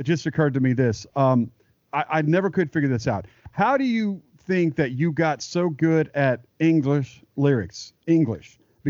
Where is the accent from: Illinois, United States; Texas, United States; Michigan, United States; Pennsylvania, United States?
Texas, United States; now in Nashville, United States; I grew up in Texas